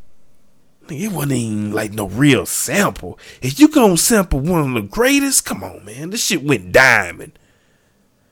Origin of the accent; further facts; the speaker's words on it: Louisiana, United States; moved away as an adult; now in Texas, United States; I'm from the South. I'm from Louisiana.